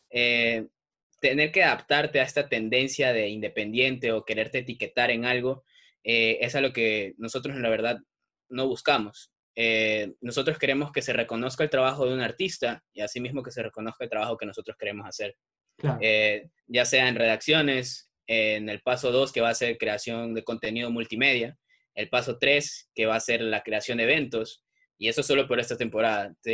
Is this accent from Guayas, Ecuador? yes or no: yes; Guayaquil, Guayas, Ecuador; born there; also born or lived in Salinas; Mira, nací en Guayaquil, luego me fui a vivir a Salinas, mi papá es marino, entonces ya te imaginas cómo va la cosa.